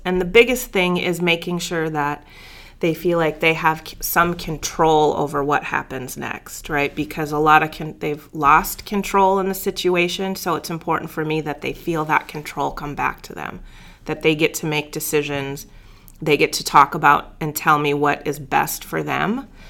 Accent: Bismarck, North Dakota, United States; moved away as an adult; So I grew up in Bismarck, North Dakota.

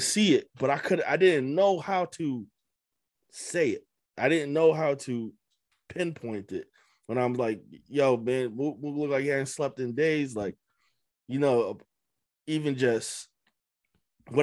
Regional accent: Amherst, Massachusetts, United States; moved away as an adult; also born or lived in Boston; when I was moving away from Amherst, from my hometown

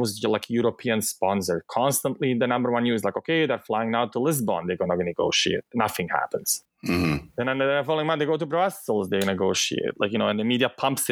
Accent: Bosnia & Herzegovina; accent: thick Bosnian; English is a second language; moved away; also born or lived in southern Bosnia and Herzegovina; the war happened in my hometown

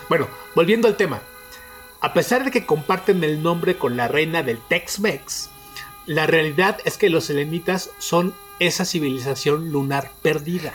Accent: State of Mexico, Mexico; mi tierra

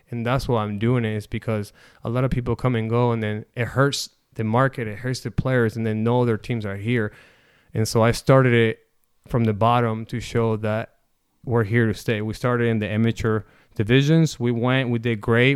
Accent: Necochea, Buenos Aires Province, Argentina; now in Omaha, United States; I am from Necochea, um, born and raised. I came here, um, in nineteen ninety-nine

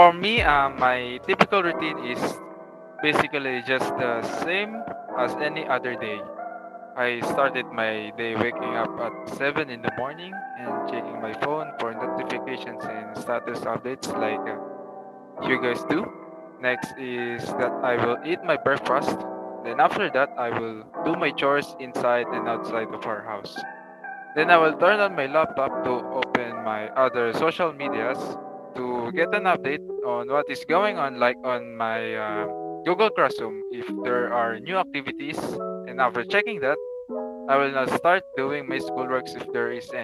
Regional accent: Philippines; our culture as a Filipino

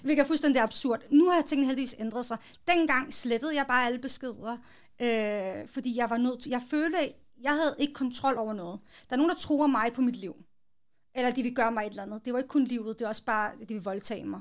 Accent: Hillerød, Capital Region of Denmark, Denmark; Jeg er født og opvokset i Hillerød, fireogtredive

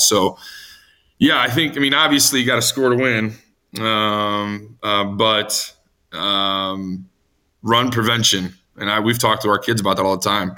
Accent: Chicago, Illinois, United States; I grew up in the Chicago area

